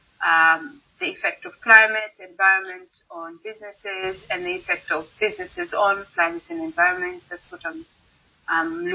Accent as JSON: {"language": "English", "country": "Kenya", "moved": "as an adult", "lives_now": "Netherlands", "said": "I'm Kenyan. So I did my bachelor's in Kenya in chemistry"}